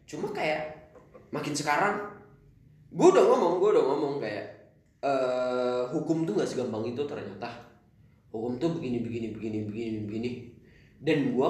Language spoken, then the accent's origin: Indonesian; Kalimantan, Indonesia; moved away as an adult; now in Bandung, Indonesia; awal-awal kampus gue dari Kalimantan pindah ke Bandung nggak punya temen dong Bray